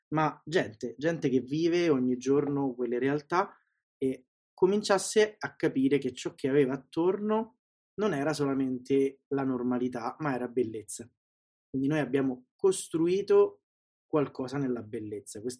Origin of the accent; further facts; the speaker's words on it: Sicily, Italy; now in Rome, Italy; E nella vita vivo a Roma, sono siciliano, sono nato in Sicilia, anche se il mio accento è un po' lo, lo controlla e vive a Roma da 15 anni